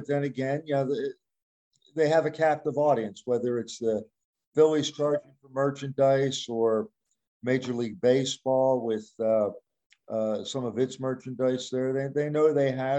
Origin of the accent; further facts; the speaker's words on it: Philadelphia, Pennsylvania, United States; I'm from Philadelphia